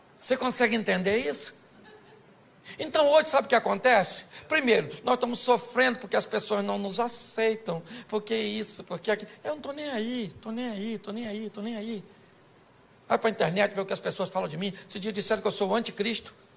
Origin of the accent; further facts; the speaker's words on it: Rio de Janeiro, Brazil; eu sou carioca